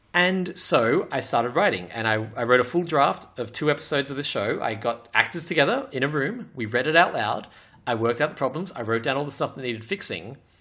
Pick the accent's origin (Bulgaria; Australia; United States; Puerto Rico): Australia; I'm Australian